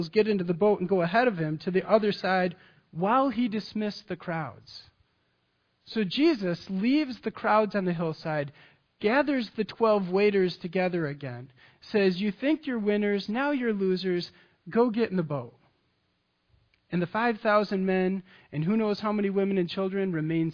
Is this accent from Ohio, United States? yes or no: no; Michigan, United States; I'm from Michigan. I grew up on Lake Michigan.